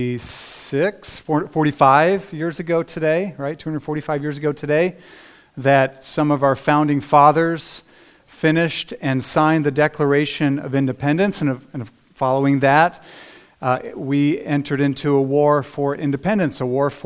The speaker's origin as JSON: {"language": "English", "country": "United States", "said": "as American Christians"}